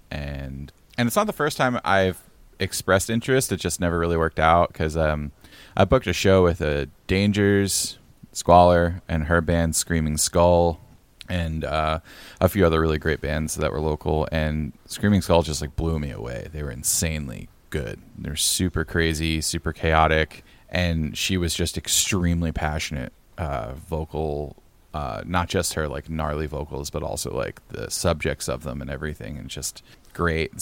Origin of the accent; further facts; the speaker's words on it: Pennsylvania, United States; moved away as an adult; also born or lived in Portland, Oregon; now in near Portland, United States; I'm from Pennsylvania.